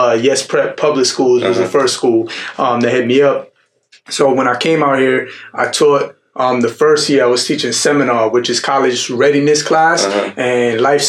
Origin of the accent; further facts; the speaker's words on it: New York City, New York, United States; moved away as an adult; now in Houston, United States; When I first moved out here in Texas, I'm from New York City originally. And I moved out here 5 years with my 1-year-old daughter and my wife.